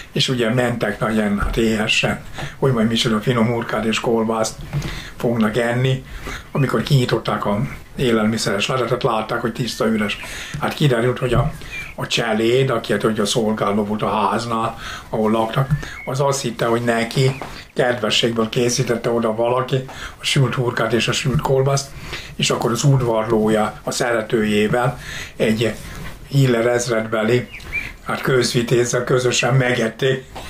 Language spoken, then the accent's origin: Hungarian; Zámoly, Fejér, Hungary; én Zámolyon születtem